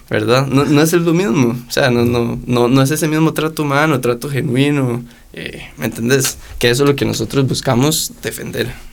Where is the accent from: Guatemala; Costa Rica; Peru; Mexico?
Costa Rica; uno como tico